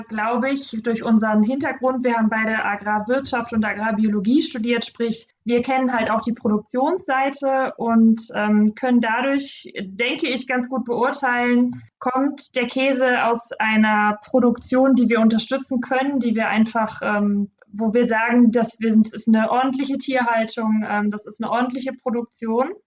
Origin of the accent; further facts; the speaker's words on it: Solingen, North Rhine-Westphalia, Germany; wohnen ja jetzt auch in, in Solingen zwischen Düsseldorf und Köln gelegen. Mhm. Ähm, wir sind hier aufgewachsen im Stadtteil Olix